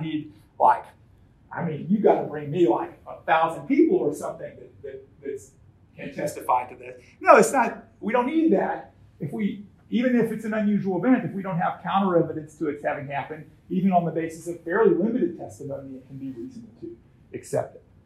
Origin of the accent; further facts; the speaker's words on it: Atlanta, Georgia, United States; now in St. Paul, United States; I, I, live in St. Paul, Minnesota, but I was born and raised in Atlanta, Georgia